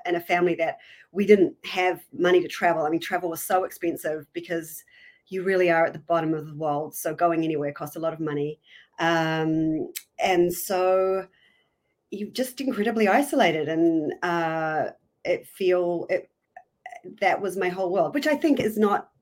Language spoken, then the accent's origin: English; Hamilton, Waikato, New Zealand; moved away as an adult; also born or lived in New York City, United States; I'm from New Zealand originally, born and bred. I was brought up in the North Island in a little town called Hamilton